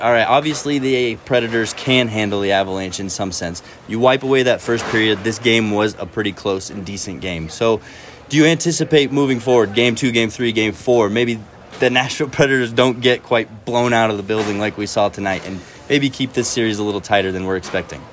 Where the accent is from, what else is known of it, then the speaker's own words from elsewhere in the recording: Spain; moved away; I'm from Spain